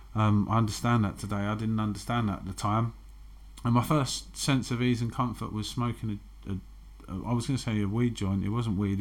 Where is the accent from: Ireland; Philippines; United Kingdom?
United Kingdom; London; I grew up in Canning Town, which is a very masculine environment